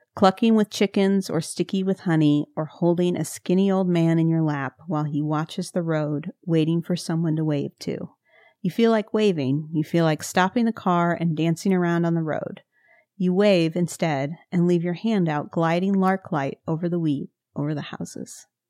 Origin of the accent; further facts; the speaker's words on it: Missouri, United States; I'm from Missouri